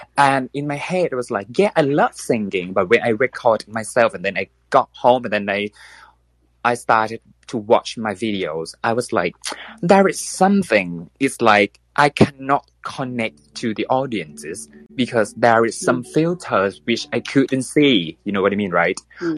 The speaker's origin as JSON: {"language": "English", "country": "Thailand", "second_language": "English", "said": "I am from Thailand. So bear with me because uh, English is not my first language"}